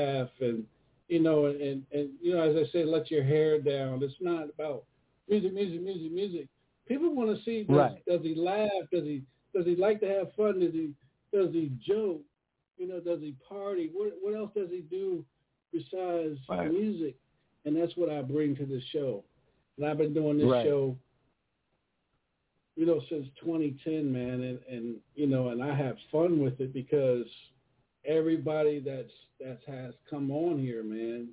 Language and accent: English; Charlotte, North Carolina, United States; I'm out of Charlotte